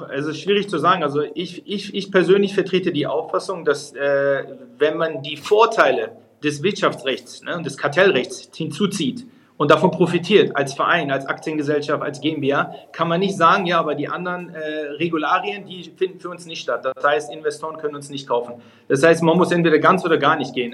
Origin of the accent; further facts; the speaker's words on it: Hanover, Lower Saxony, Germany; moved away as an adult; also born or lived in England; now in United States; ich bin wirklich gebürtiger Hannoveraner